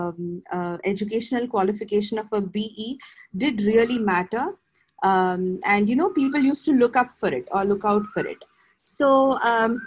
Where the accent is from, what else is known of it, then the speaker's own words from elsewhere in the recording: Mumbai, Maharashtra, India; moved away as an adult; now in Bangalore, India; Being a Mumbaiite, I'm born and brought up in Mumbai.